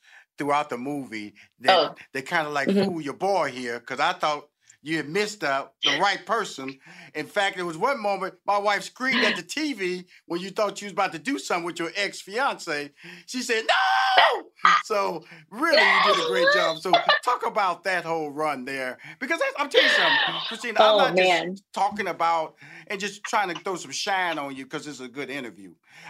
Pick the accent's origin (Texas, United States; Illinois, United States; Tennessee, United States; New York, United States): Texas, United States; Houston; I'm from Houston, Texas, so I'm very familiar with the beignets.